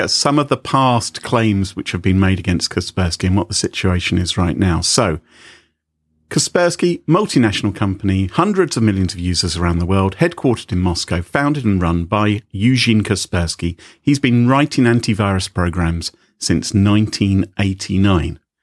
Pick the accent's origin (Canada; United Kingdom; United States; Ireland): United Kingdom; I'm British